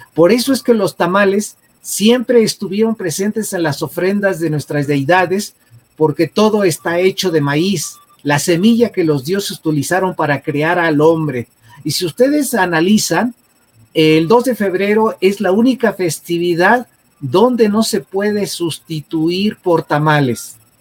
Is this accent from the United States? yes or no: no; Mexico; Es una de las bellas tradiciones que tenemos como mexicanos